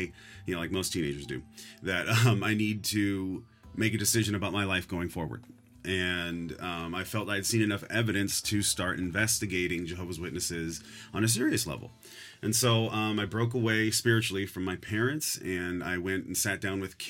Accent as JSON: {"language": "English", "town": "San Leandro", "region": "California", "country": "United States", "tie": "born or raised there", "also_born_or_lived": "New Orleans, Louisiana", "said": "I was raised in the San Francisco Bay Area, in particular a small city called San Leandro."}